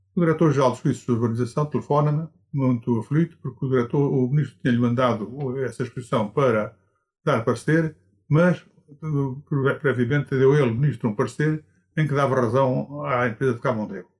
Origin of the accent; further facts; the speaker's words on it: Alqueidão, Centro, Portugal; nasci no Alcaidão a 13 de novembro de 1923